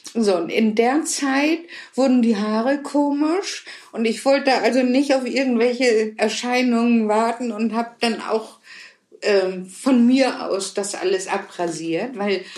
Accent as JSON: {"language": "German", "region": "Hamburg", "country": "Germany", "tie": "born or raised there", "said": "ich bin in Hamburg geboren und aufgewachsen"}